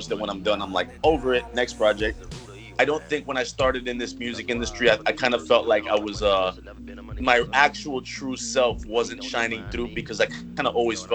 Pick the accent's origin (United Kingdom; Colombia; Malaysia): Colombia; now in Miami, United States; I'm from Colombia. I was born and raised in Colombia, but I live in Miami. I've been in Miami for about like over 10 years now, so this is home.